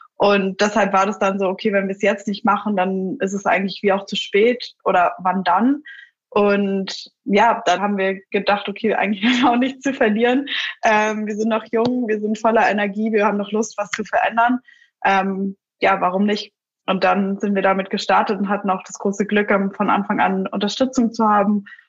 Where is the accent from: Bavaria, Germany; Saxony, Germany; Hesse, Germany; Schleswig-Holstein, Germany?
Bavaria, Germany; Munich; Ich bin selbst aus München